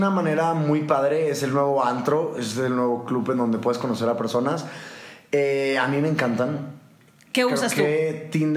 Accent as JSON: {"language": "Spanish", "town": "Monterrey", "region": "Nuevo León", "country": "Mexico", "moved": "yes", "said": "Yo como que salí un poco como enojado de Monterrey y de todas las costumbres que hay allá y ya no digo madreada, ya no digo nada de esas palabras"}